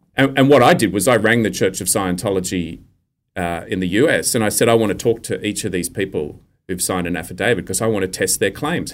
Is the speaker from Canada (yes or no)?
no; Australia; accent: true Australian accent; communicating as Australian men do with each other